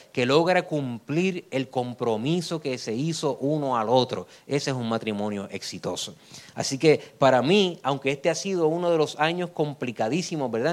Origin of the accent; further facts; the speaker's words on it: Puerto Rico; en mi país